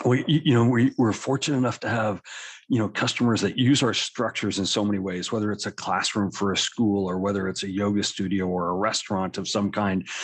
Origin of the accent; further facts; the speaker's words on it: Colorado, United States; I grew up in Colorado